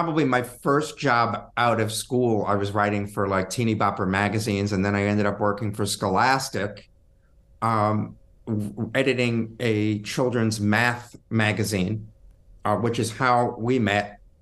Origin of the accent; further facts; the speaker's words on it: New Jersey, United States; moved away as an adult; also born or lived in New York City; now in Asheville, United States; I grew up in New Jersey.